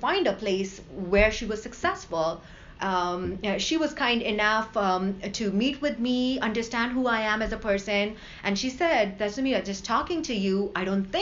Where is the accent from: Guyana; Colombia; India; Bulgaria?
India; now in United States; growing up in India